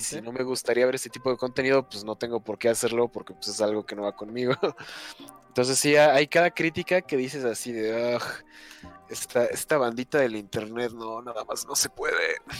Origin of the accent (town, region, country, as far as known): Mexico; also born or lived in Toluca